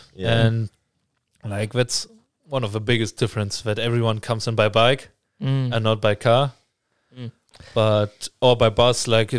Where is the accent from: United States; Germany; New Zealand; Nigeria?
Germany; Münster, North Rhine-Westphalia; Amsterdam is only like 2.5 hours away from my hometown. It's Münster, obviously, like we call it like it's the bike city